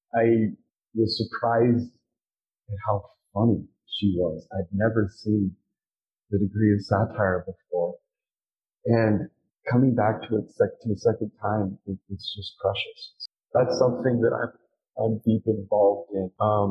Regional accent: Utah, United States; also born or lived in California; now in Wyoming, United States; I grew up in Utah. I'm in Wyoming

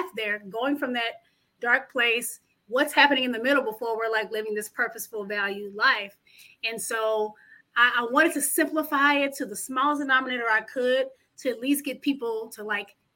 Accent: Dallas, Texas, United States; also born or lived in Houston, Texas / New York; I grew up here in Dallas, Texas, been educated in Houston and New York

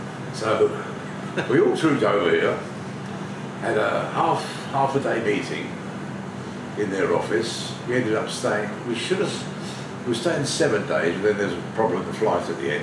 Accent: London, United Kingdom; moved away as an adult; also born or lived in Streatham / Surrey / Croydon; now in Pattaya, Thailand; I'm originally from London. South London.

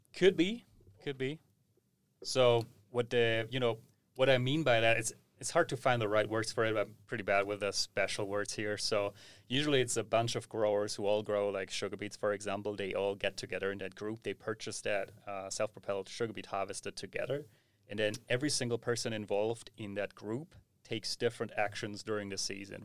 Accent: Southern Germany, Germany; we have a lot of small-scale farms in the south where Lara is coming from. I also originated from that area

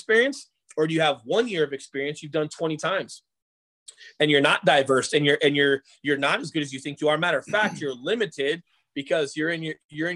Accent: Colorado, United States; I grew up in Colorado

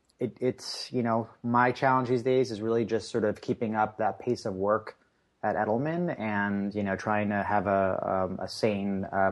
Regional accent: Long Island, New York, United States; In terms of just sort of like, growing up in Long Island, you had this sort of, Long Island definitely has its people they call their own

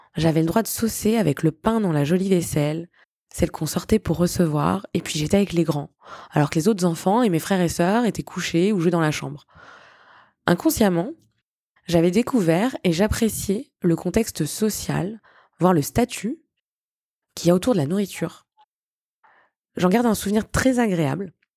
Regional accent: Tours, Centre-Val de Loire, France; moved away as an adult; also born or lived in Granada, Spain / United Kingdom / Buenos Aires, Argentina / Madrid, Spain; now in Barcelona, Spain; Je suis originaire de Tours et même si j'adore mon pays, j'ai pris goût à la vie à l'étranger

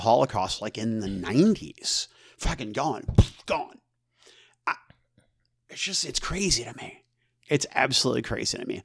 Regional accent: United States; As an American citizen

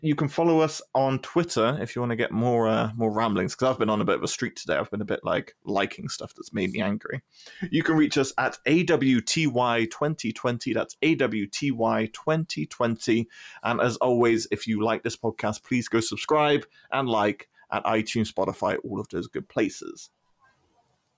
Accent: United Kingdom

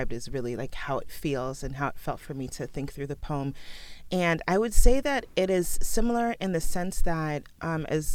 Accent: Oakland, California, United States; first language Sierra Leonean Creole (Krio); English is a second language; you leave outside of the house and I'm in Oakland and I'm in the Bay Area

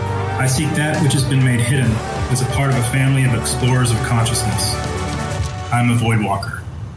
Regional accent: Humboldt County, California, United States; I'm from Humboldt County, California.

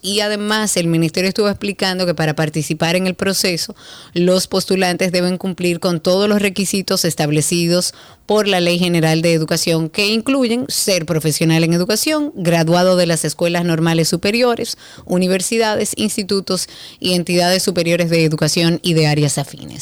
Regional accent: Dominican Republic; nosotros como dominicanos

